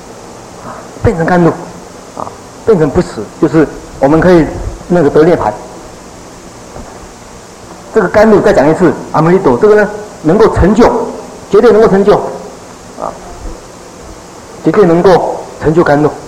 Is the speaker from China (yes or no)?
yes; China; 所以我们中国人练文的时候，练这个咒的时候，大概只能够得到其文而已